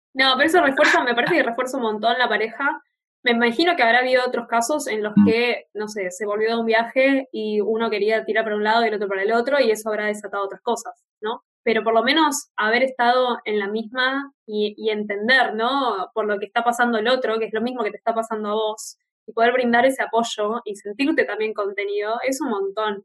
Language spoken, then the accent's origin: Spanish; Buenos Aires, Argentina; moved away as an adult; estar de vuelta en, mi ciudad de origen